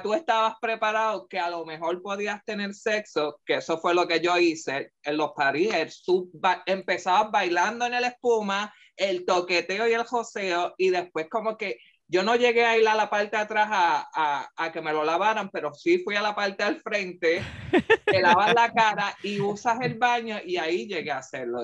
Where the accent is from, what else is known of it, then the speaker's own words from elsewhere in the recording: Puerto Rico; nos describe como puertorriqueños